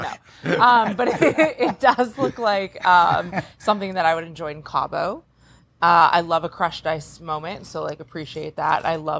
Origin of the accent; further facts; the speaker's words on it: Minnesota, United States; now in Los Angeles, United States; I'm from Minnesota.